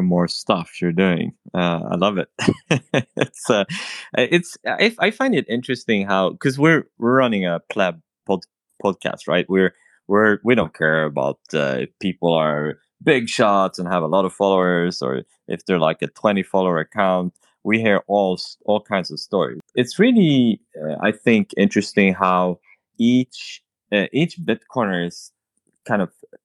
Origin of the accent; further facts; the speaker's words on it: Sweden; In Sweden, I'm from Sweden.